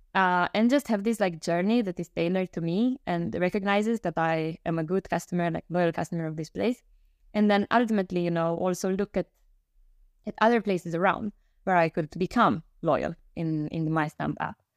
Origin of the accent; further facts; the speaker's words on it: Romania; moved away; I'm originally from Romania